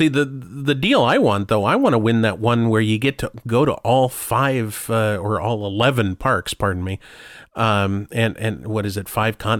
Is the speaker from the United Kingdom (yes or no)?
no; Hong Kong; English is a second language; Here I am from Hong Kong, you know, wow.